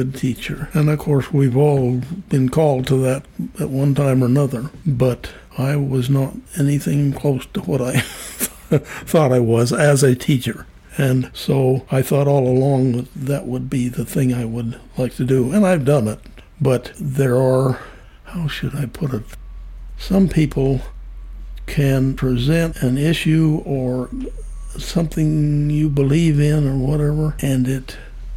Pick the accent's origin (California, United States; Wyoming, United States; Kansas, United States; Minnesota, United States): Wyoming, United States; moved away; also born or lived in San Juan / Harrisburg; I was born in Wyoming and lived west of that my whole life.